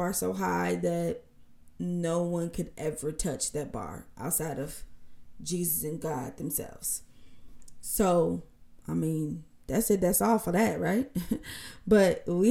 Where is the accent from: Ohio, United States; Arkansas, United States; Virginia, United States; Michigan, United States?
Michigan, United States; Benton Harbor; also born or lived in Chicago, Illinois / Kalamazoo, Michigan; I was raised in Benton Harbor, Michigan.